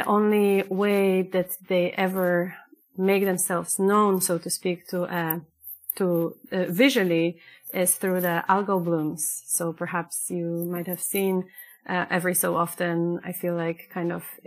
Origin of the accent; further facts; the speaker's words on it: Poland; moved away as an adult; now in Switzerland; Originally born and raised in Poland, and for the past 10 years I have been living and working on and off in Switzerland